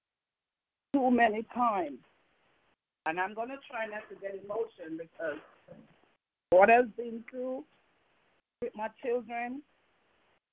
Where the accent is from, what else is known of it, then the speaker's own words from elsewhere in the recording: Jamaica; accent: Jamaican; moved away; I'm from Jamaica, and I still have some Jamaican accent in me.